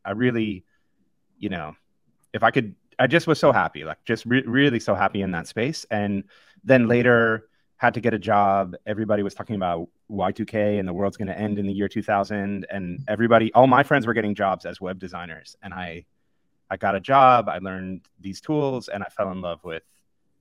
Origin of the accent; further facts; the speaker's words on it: just outside of Chicago, Illinois, United States; I grew up just outside of Chicago.